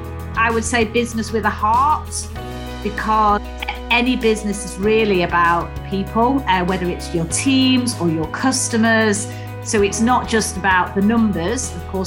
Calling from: Swansea, Wales, United Kingdom; Well, I'm actually down in South Wales, Ian. So, yeah, down in Swansea.

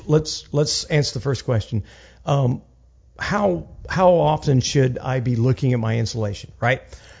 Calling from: Houston, Texas, United States; like now I'm speaking from Houston, Texas

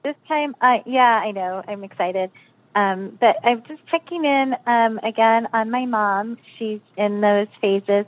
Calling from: Oakland, California, United States; I'm calling from Oakland, California

